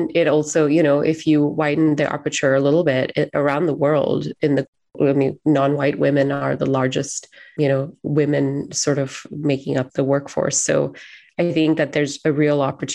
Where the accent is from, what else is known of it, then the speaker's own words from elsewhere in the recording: Singapore; now in Seattle, United States; I'm also Singaporean, so I'm an immigrant to the United States.